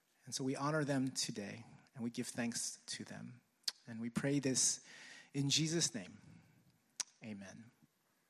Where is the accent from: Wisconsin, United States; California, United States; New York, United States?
New York, United States; New York City; as a New Yorker, I guess I was born in Brooklyn, you know, just grew up here